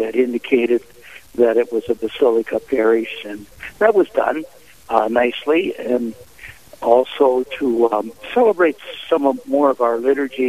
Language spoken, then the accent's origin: English; Esmond, North Dakota, United States; now in Devils Lake, United States; I'm originally from Esmond, North Dakota, parish of St. Boniface, where I was baptized and received the sacraments of initiation, and also was ordained there in June of 1965.